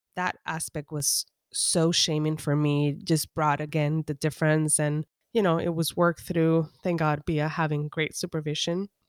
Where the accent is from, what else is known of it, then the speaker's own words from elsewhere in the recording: Humacao, Puerto Rico; English is a second language; moved away as an adult; now in Los Angeles, United States; growing up in Humacao